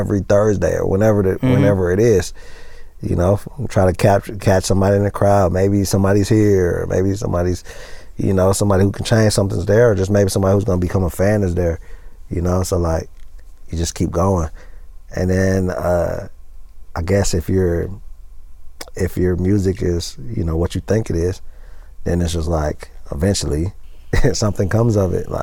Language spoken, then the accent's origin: English; Atlanta, Georgia, United States; from East Side